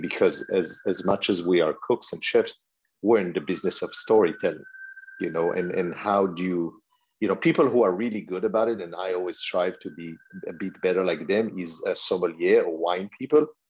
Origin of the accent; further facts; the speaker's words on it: Israel; moved away; also born or lived in France; growing up in Israel